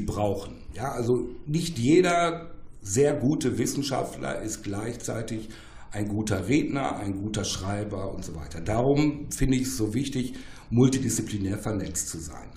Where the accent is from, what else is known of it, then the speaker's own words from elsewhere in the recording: Ruhr area, North Rhine-Westphalia, Germany; Ich komme aus dem Ruhrgebiet